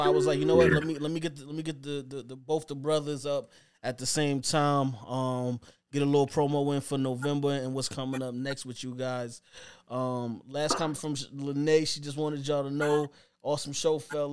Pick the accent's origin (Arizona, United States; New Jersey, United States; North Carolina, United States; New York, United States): New York, United States; I'm from New York